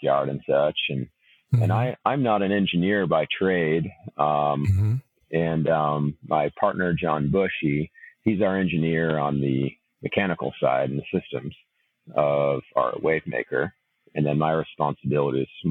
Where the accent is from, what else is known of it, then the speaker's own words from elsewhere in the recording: Ventura, California, United States; I grew up in Ventura, California.